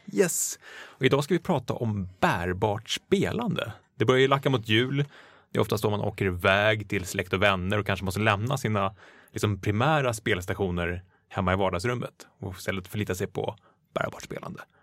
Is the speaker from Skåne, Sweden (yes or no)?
no; Stockholm, Stockholm County, Sweden; Jag är från Stockholm